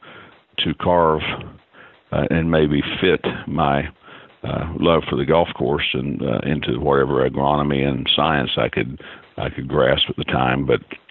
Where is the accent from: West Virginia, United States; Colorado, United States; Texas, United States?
West Virginia, United States; Tornado; now in Pinehurst, United States; I grew up in West Virginia, in a small town called Tornado, West Virginia